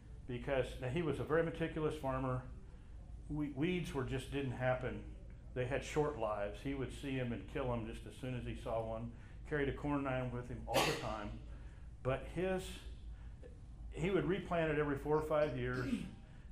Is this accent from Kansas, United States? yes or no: yes; Kansas River Valley, United States; I grew up in the Kansas River Valley